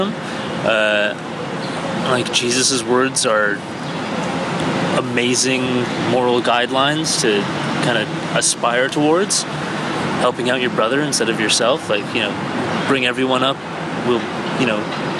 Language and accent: English; Canada; also born or lived in Iran; I was born in Iran, and I moved to Canada when I was 5.